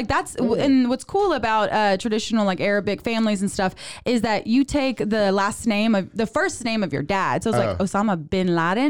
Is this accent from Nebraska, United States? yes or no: no; South Louisiana, United States; now in Waco, United States; I'm from South Louisiana.